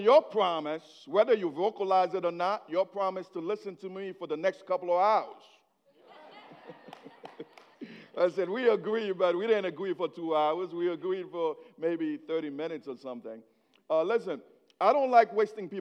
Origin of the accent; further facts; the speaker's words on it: Haiti; English is a second language; now in United States; I was born in Haiti. So whatever accent you're hearing, it's me trying to speak English